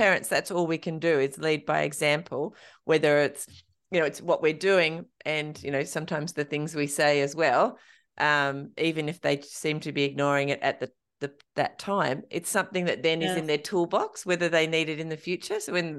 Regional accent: Australia; even as an Australian runner, that's a big goal.

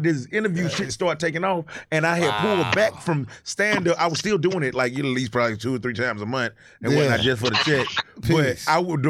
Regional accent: Atlanta, Georgia, United States; moved away as an adult; now in New York, United States; I'm from Atlanta.

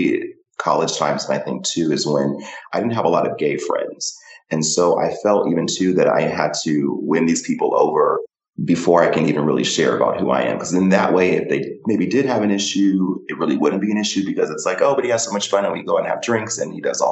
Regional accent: Orange County, Southern California, United States; now in Los Angeles, United States; I grew up in Orange County here in Southern California, and I moved

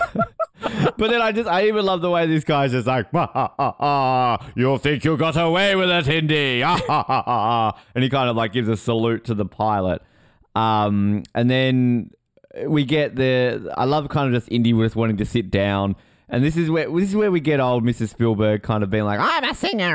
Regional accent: Australia; I'm Australian

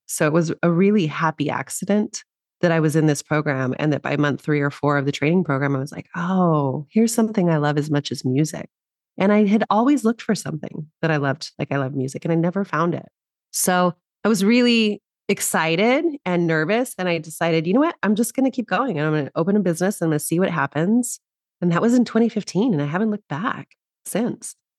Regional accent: New Mexico, United States; now in Los Angeles, United States; I grew up in New Mexico originally

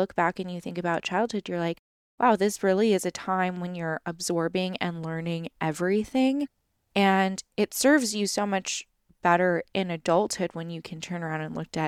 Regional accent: Los Angeles, California, United States; we moved around a lot as kids as well. Just all over like the greater Los Angeles area. I mean, I was born in San Francisco and then we moved down here and then we're kind of all over the place.

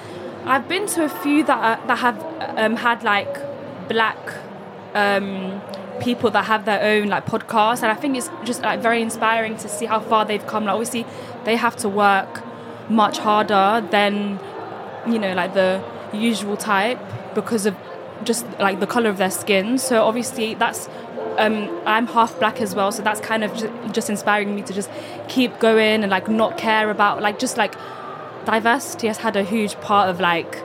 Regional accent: London, United Kingdom; I'm from Vauxhall, which is in South London. I'm of Kenyan descent, and I'm half English as well.

